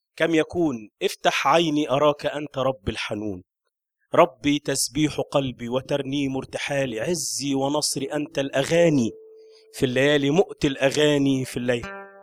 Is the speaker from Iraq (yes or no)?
no; Upper Egypt, Egypt; عندنا في الصعيد